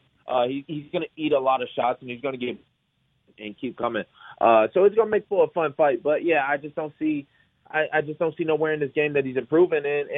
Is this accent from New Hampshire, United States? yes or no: no; Detroit, Michigan, United States; I'm a kid from Detroit